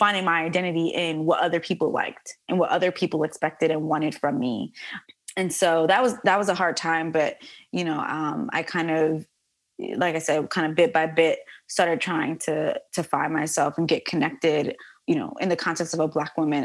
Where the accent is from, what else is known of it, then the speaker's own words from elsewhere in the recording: New York City, New York, United States; this girl born and raised in the Bronx